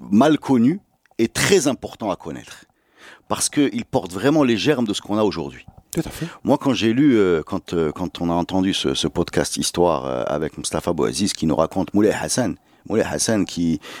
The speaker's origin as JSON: {"language": "French", "town": "Casablanca", "region": "Casablanca-Settat", "country": "Morocco", "said": "Et moi, je viens pas d'Orange, je viens de Casa."}